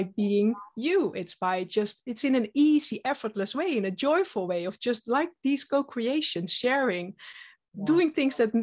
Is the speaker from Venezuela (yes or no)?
no; Netherlands; I'm from the Netherlands, Dutch